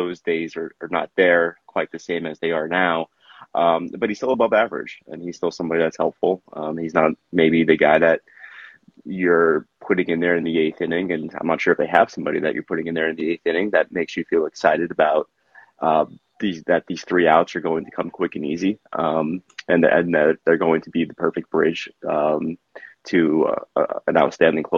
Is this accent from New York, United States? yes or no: yes; New York City, New York, United States; I grew up in Queens, had some family there.